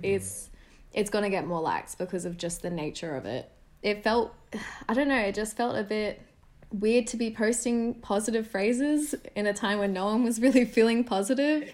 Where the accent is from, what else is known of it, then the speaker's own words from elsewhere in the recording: Sydney, New South Wales, Australia; moved away as an adult; stay another year at university in Sydney, which was a big thing for me. Um, staying at uni meant staying in my hometown